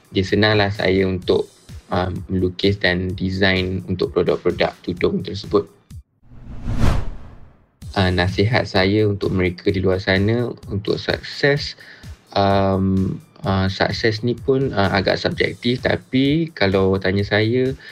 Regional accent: Kedah, Malaysia; born there; now in Kuala Lumpur, Malaysia; based di Kuala Lumpur, full time artist uh, dan saya lahir, saya dilahirkan di Kedah.

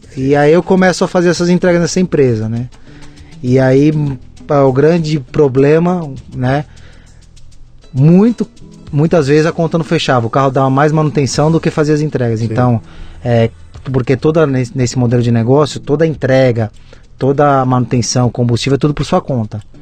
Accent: São Paulo, Brazil; moved away as an adult; now in Jundiaí, Brazil; hoje eu moro em Jundiaí, no interior, mas eu sou nascido e criado em São Paulo, na capital, no interior, na Zona Leste, São Sim. Miguel Paulista

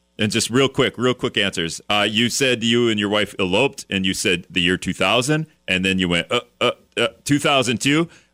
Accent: Laos; When I grew up in Laos, my father couldn't buy me a thing of Coke

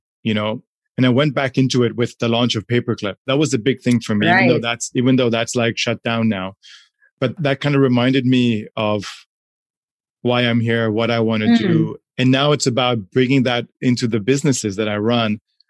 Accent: India; clearly there's a lot of privilege from my side of the world, even though I still face challenges being Indian

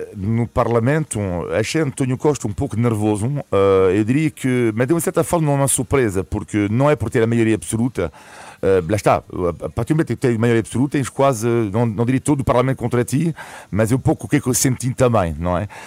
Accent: France; now in Portugal; o meu país de origem, a França, onde nasci

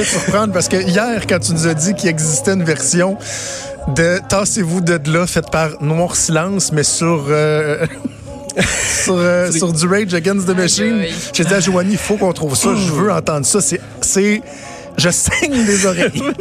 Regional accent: Montreal, Quebec, Canada; also born or lived in Laval; je suis né à Ville-la-Salle

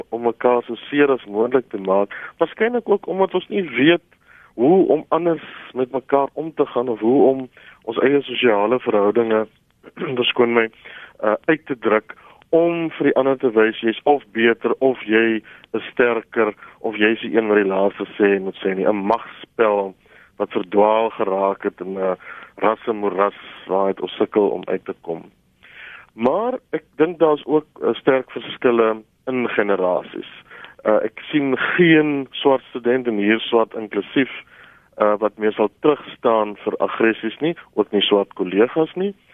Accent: South Africa; ons swart Suid-Afrikaners

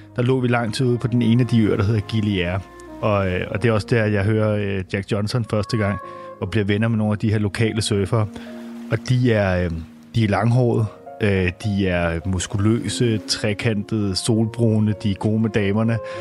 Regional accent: Copenhagen, Capital Region of Denmark, Denmark; vi sidder jo i en øh, helårshaveforening i Sydhavnen, hvor at, øh, jeg simpelthen har boet hele mit liv. Øh, det er mit barndomshjem, vi sidder

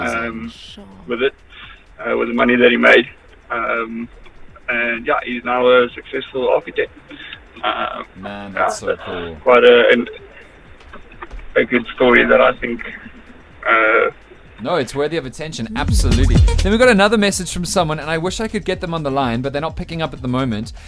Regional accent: Johannesburg, Gauteng, South Africa; I'm from Joburg

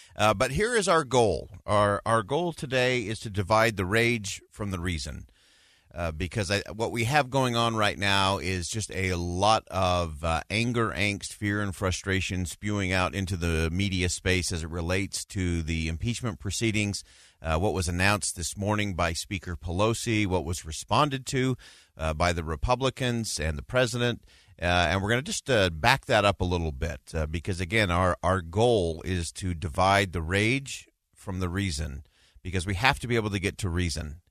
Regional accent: United States

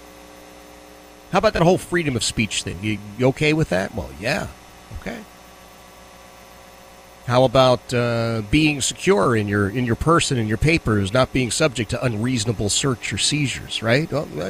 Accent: Philadelphia, Pennsylvania, United States; now in Virginia, United States; I grew up in Philadelphia

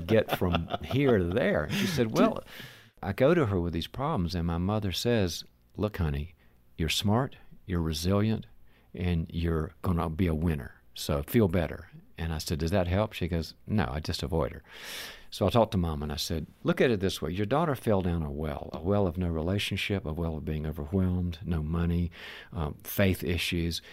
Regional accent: the South, United States; moved away; I'm originally from the South

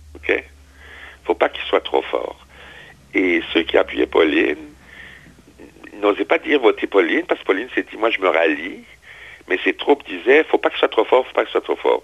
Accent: Strasbourg, Grand Est, France; moved away; à Strasbourg, qui est ma, ma ville d'origine, ma ville natale

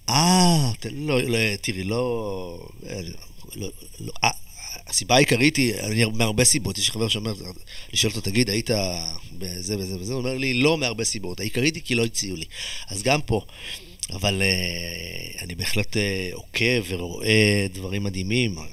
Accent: Israel; moved away; הילדות שלי בקיבוץ

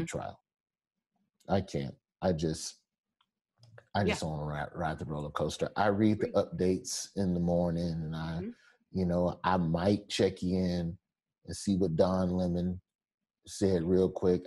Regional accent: Alabama, United States; moved away; I'm from Alabama where they got a carpool to drive three counties over just to get to a polling station

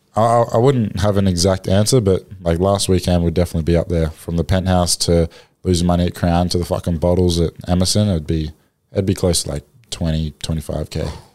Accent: Australia; moved away as an adult; now in New Orleans, United States; being an Aussie

